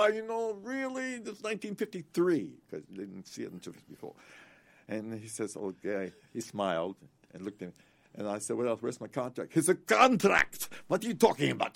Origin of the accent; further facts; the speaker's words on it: Morton, Pennsylvania, United States; moved away; Morton, Pennsylvania, about ten miles outside of Philly